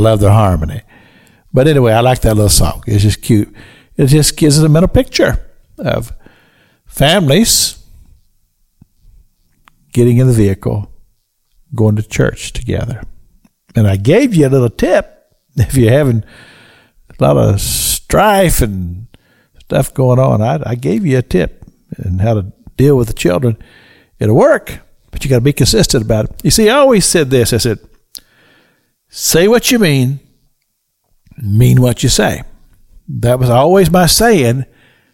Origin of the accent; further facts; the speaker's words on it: Kentucky, United States; moved away; I grew up in Kentucky, so I know all about snow